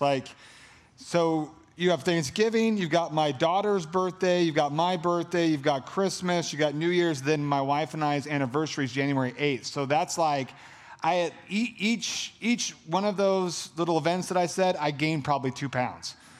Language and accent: English; California, United States; I'm from California, so like that Cali, the hot